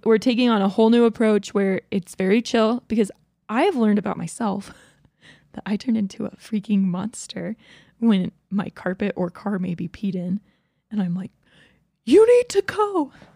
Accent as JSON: {"language": "English", "region": "Georgia", "country": "United States", "tie": "born or raised there", "said": "I grew up in Georgia"}